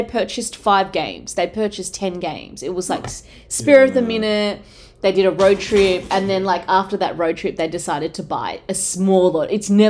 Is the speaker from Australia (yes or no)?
yes; Cabramatta, New South Wales, Australia; I grew up in Cabramatta